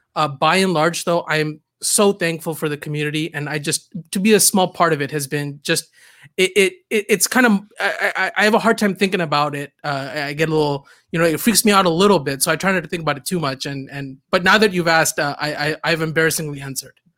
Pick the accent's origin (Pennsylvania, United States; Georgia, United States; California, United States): California, United States; Southern; also born or lived in Canada; I grew up in Southern California. I moved here, uh, in the sixth grade. Uh, I moved here from, actually, Canada